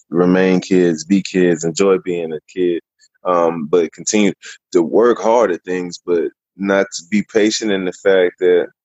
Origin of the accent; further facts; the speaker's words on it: Germany; born there; Um, I was born in Germany. Both my parents are were in the army, and so I moved a bunch because of that.